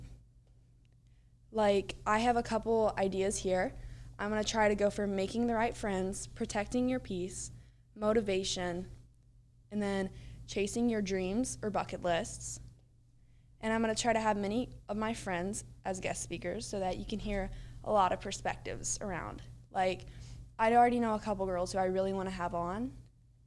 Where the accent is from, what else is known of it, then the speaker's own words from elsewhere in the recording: Louisville, Kentucky, United States; I'm from Louisville, Kentucky